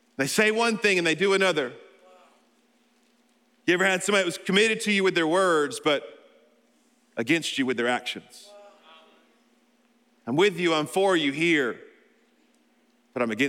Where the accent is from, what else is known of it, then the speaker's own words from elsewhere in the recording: Alabama, United States; I'm from Alabama